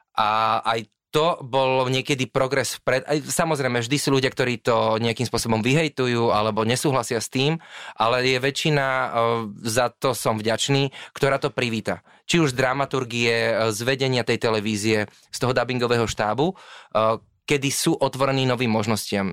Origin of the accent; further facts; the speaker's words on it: Slovakia; aj my ako Slováci, síce holubičí národ